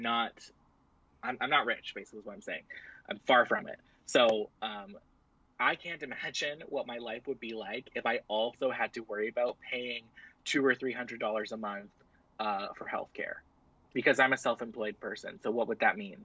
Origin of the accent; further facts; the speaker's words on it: Canada; also born or lived in Ontario; I'm Canadian